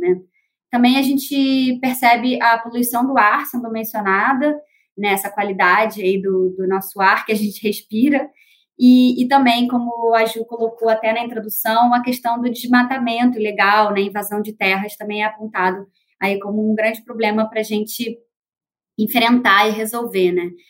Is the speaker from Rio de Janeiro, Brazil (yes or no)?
yes; Rio de Janeiro, Brazil; sou carioca